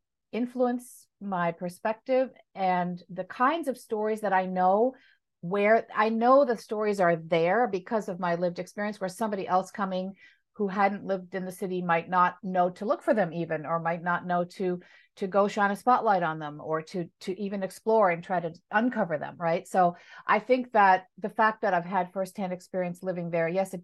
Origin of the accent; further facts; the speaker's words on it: New York City, New York, United States; moved away; I'm born in the States of Irish and American origin. I was born and raised in New York City